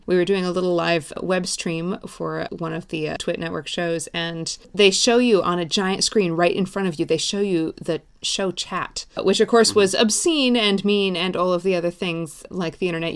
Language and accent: English; outside Seattle, Washington, United States; I grew up outside Seattle, well outside Seattle